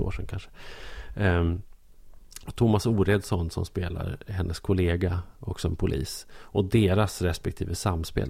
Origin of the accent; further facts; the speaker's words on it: Norrland, Sweden; som norrlänning